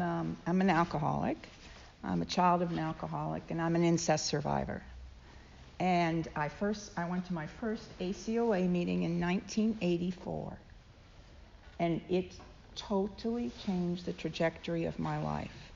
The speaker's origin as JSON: {"language": "English", "country": "United Kingdom", "also_born_or_lived": "London / Cambridge", "moved": "as an adult", "lives_now": "United States", "said": "being formerly British"}